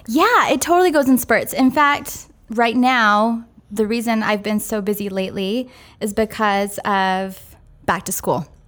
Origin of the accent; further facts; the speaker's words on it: San Francisco, California, United States; I grew up in San Francisco, downtown San Francisco